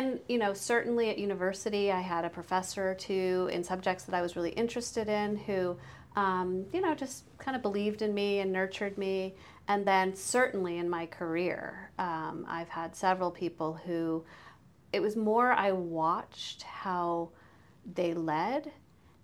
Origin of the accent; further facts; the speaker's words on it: United States; moved away as an adult; now in Canada; I'm an American